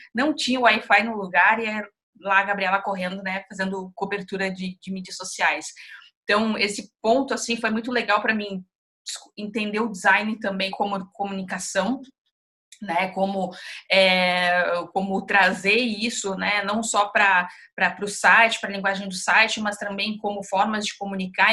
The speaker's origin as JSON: {"language": "Portuguese", "town": "Dom Pedrito", "region": "Rio Grande do Sul", "country": "Brazil", "said": "Eu sou do, do interior do Rio Grande do Sul, falo, eu falo com muito orgulho que eu sou de Dom Pedrito"}